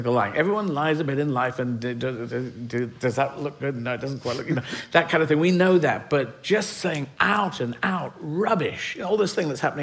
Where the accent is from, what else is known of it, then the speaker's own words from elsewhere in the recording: Aden, Yemen; moved away; I was born in Yemen. I was born in Aden.